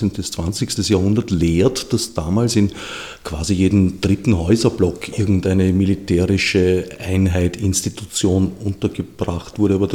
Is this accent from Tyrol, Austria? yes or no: no; Vienna, Austria; Ich bin ja am Stadtrand von Wien aufgewachsen.